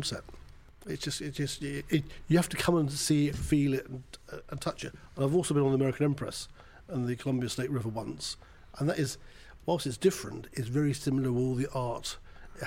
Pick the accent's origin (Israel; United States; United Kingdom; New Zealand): United Kingdom; I'm a Brit